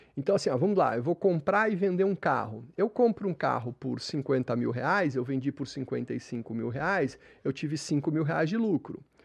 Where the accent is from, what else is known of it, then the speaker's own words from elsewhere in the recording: São Paulo, Brazil; Eu lembro quando eu era criança pequena, aqui em São Paulo